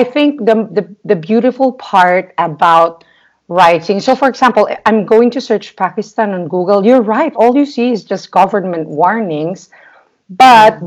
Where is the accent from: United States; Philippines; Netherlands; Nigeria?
Philippines; I'm from a third world country